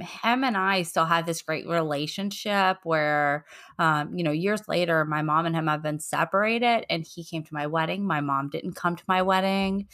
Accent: Virginia, United States; We grew up in Virginia.

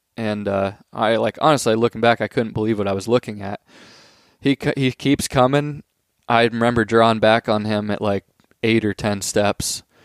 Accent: Pennsylvania, United States; we're from Pennsylvania

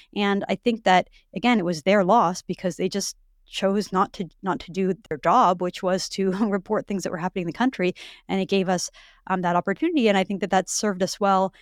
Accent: Western Canada, Vancouver Island, British Columbia, Canada; I grew up in Western Canada. I grew up, Um, I spent m-, much my time in high school in a very blue collar community on Vancouver Island

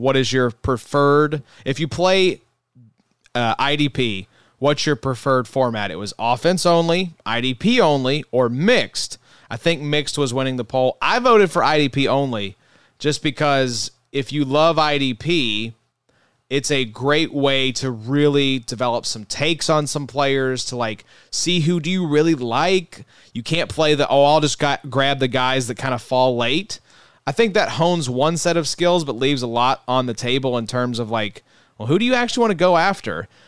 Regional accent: Kentucky, United States; We're from Kentucky

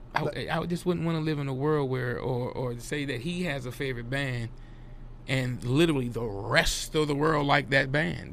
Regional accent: Washington, District of Columbia, United States; DC folks, we grew up

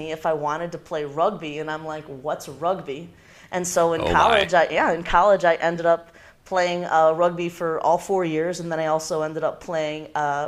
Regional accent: Northeastern Ohio, United States; now in Illinois, United States; I'm actually from Northeastern Ohio.

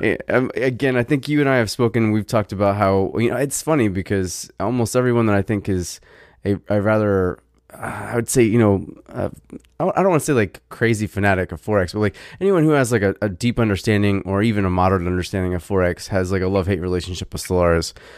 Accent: Virginia, United States; I'm from Virginia

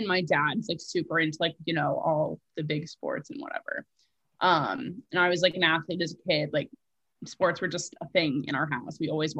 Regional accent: New Jersey, United States; moved away as an adult; also born or lived in Washington, D.C. / Western Pennsylvania; now in New York, United States; Cause I grew up in Jersey, nowhere near Pittsburgh.

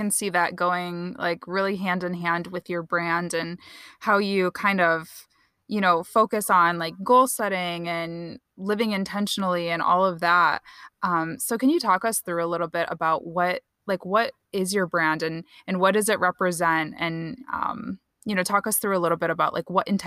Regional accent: Kalamazoo, Michigan, United States; I'm from Kalamazoo, so Grand Rapids oh, is nice. like pretty close to where I grew up.

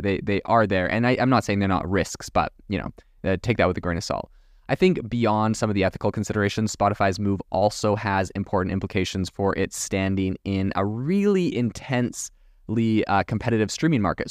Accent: Canada; moved away; also born or lived in France; I'm from Canada originally, did not learn French in Canada, so I do not have a French Canadian accent.

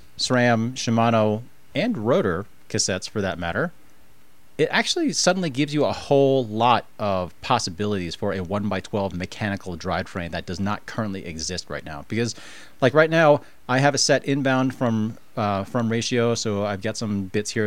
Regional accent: East Coast, United States; now in Colorado, United States; I grew up on the East Coast

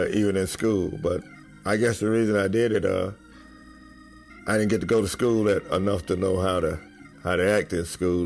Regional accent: Winnsboro, Louisiana, United States; now in Bernice, United States; Born and raised in Winnsboro, Louisiana

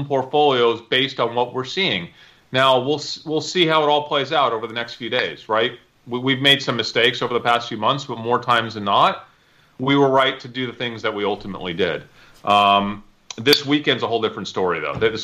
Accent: New York, United States; now in Texas, United States; I'm from New York, so I have a lot of family and friends in New York

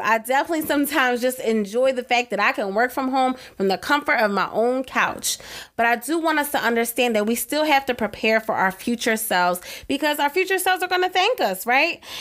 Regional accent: East Coast, United States; I'm from the East Coast

